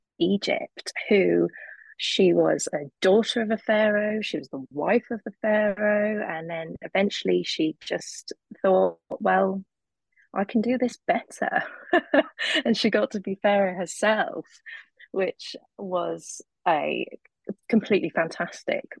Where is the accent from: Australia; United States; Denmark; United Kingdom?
United Kingdom; as a Brit, a young Brit.